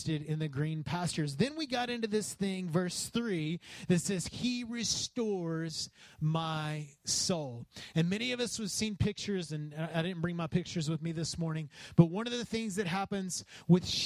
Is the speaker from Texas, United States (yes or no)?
yes; West Texas, United States; I grew up in West Texas